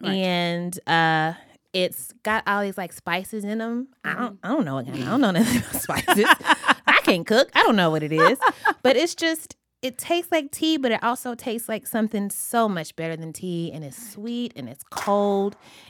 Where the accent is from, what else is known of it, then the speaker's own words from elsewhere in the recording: Southern United States, United States; I mean, as a Southerner, my tea has to be like syrupy sweet